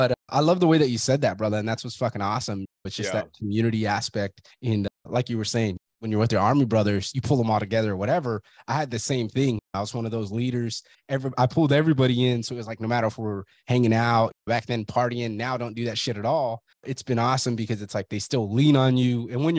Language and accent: English; Fresno, California, United States; You're from Brawley, I'm from Fresno. Everybody has that closed mindset.